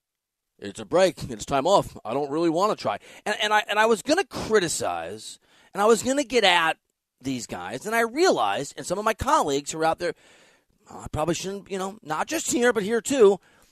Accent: Midwest, United States; I'm from the Midwest. I don't mind the weather.

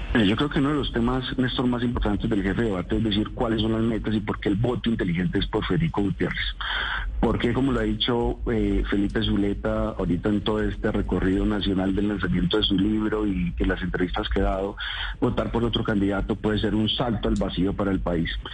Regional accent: Antioquia, Colombia; porque los dos somos antioqueños

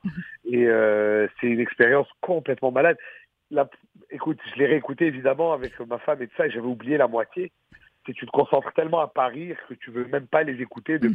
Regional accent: Quebec, Canada; en tant que québécois

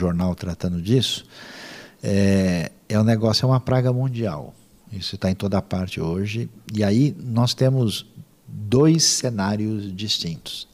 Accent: Brazil; nós somos do Brasil

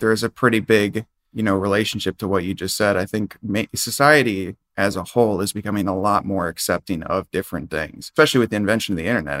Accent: Minnesota, United States; I grew up in Minnesota

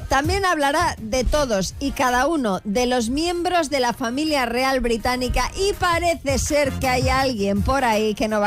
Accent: Zaragoza, Aragon, Spain; Yo soy de Zaragoza y orgullosa, pero tened cuidado porque ahora mismo tenéis a 100 o 200 personas de Huesca y Teruel muy ofendidas.

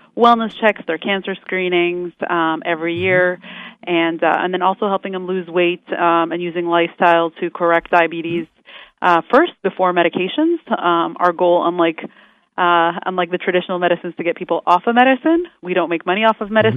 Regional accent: Canada; moved away as an adult; also born or lived in Florida, United States; now in Orlando, United States; I'm a Canadian

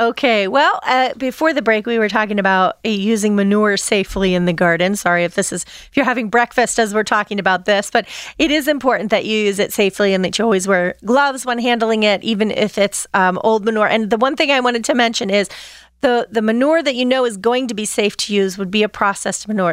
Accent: Pennsylvania, United States; I grew up in Pennsylvania, Dutch territory

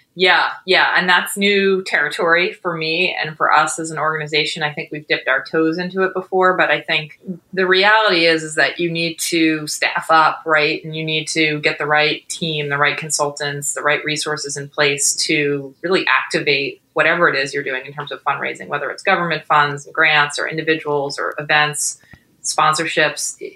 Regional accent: New York, United States; moved away as an adult; also born or lived in Boston; now in New York City, United States; I'm originally from New York

